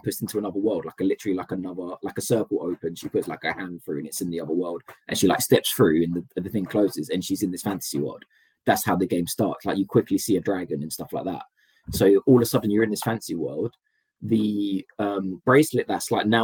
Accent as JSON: {"language": "English", "region": "London", "country": "United Kingdom", "said": "I'm a Londoner"}